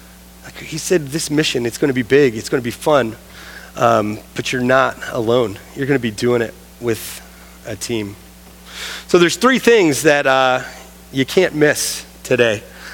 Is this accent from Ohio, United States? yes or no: yes; Ohio, United States; now in Northwest Ohio, United States; I never thought that I'd ever move to Northwest Ohio, but for some reason, Jesus has brought me to this place. I had never been here until I interviewed here. And I'm from Ohio.